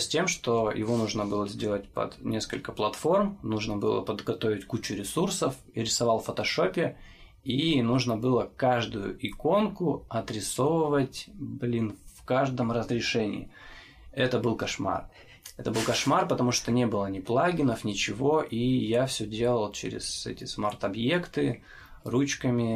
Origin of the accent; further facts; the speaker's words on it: Chelyabinsk, Chelyabinsk Oblast, Russia; я из Челябинска.